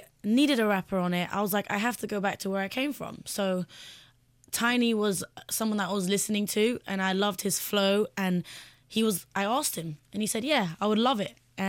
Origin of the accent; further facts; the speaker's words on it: London, United Kingdom; I'm a girl from West London, and I've been singing for a while. And I came to Jay's attention when I was 18. I'm 21 years old now